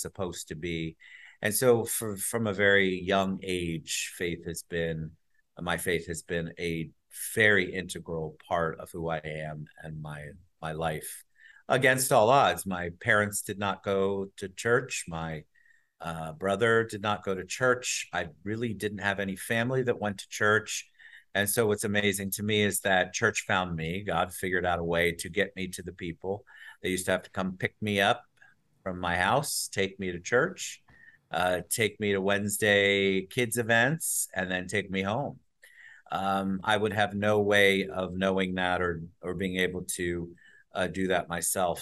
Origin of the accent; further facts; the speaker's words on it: New Jersey, United States; also born or lived in New York; now in Orlando, United States; I was born up in New Jersey